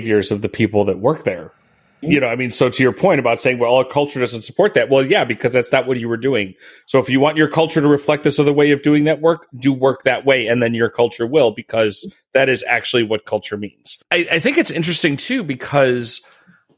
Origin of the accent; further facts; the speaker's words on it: Midwest, United States; I'm from the Midwest.